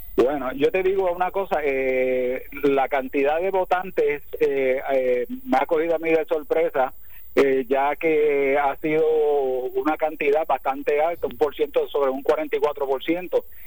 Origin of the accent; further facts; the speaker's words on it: Ponce, Puerto Rico; el orgullo ponceño a todos nosotros